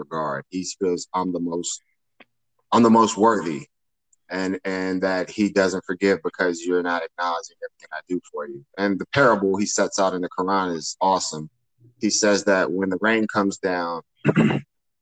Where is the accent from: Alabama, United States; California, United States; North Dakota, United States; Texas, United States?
California, United States; Los Angeles; moved away as an adult; also born or lived in Pasadena, California / Fort Wayne, Indiana; I grew up in Los Angeles or Pasadena, California, and I grew up in the heart of gangbang.